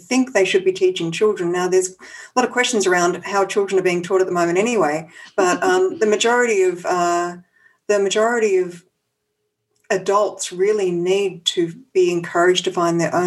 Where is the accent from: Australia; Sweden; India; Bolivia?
Australia; moved away as an adult; now in San Francisco, United States; I'm Australian and I moved to San Francisco about 8 years ago. So that's where I'm based now.